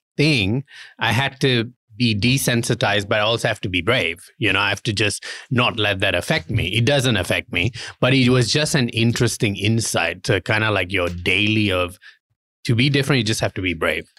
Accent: Kuala Lumpur, Malaysia; moved away; I was born in Malaysia and I grew up in a very kinda like, uh, Muslim society in, um, Kuala Lumpur.

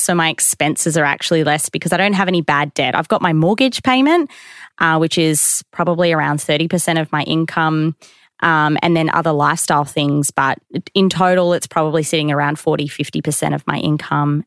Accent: Queensland, Australia; I grew up in Queensland

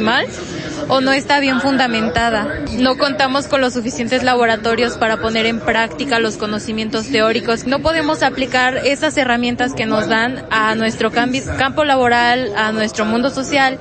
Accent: Mexico

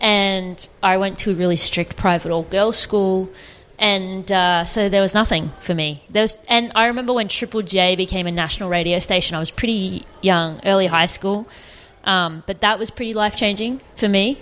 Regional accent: Gold Coast, Queensland, Australia; I grew up on the Gold Coast.

